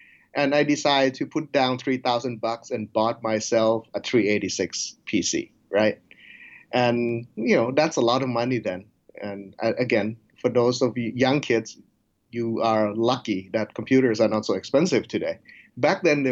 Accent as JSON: {"language": "English", "country": "Thailand", "tie": "born or raised there", "also_born_or_lived": "United States", "moved": "yes", "lives_now": "Nebraska, United States", "said": "I grew up in Thailand, so I do speak Thai and English"}